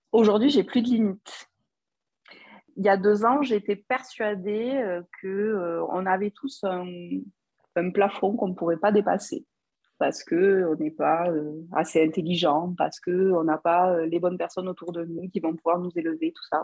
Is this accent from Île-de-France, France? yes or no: no; Toulouse, Occitania, France; accent: Toulouse; je suis toulousaine.